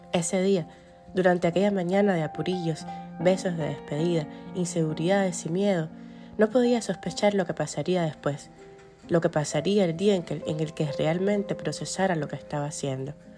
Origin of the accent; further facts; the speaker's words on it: Cuba; moved away as an adult; now in United States; Recorro la ciudad en la que vivo, como otrora recorrí la que me vio nacer